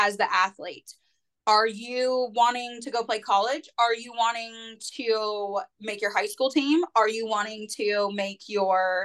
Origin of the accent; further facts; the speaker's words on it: Northern California, United States; moved away as an adult; now in Murfreesboro, United States; I'm from Northern California. I am in Murfreesboro, Tennessee